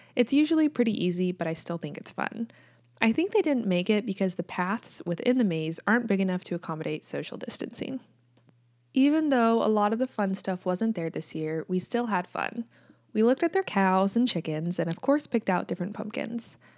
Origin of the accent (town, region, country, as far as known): United States; also born or lived in Kansas